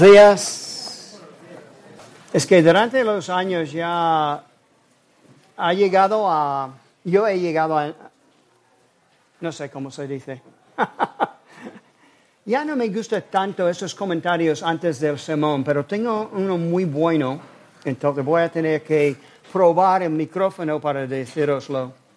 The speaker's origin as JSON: {"language": "Spanish", "region": "South Carolina", "country": "United States", "tie": "born or raised there", "moved": "yes", "lives_now": "Spain", "said": "nací en Carolina"}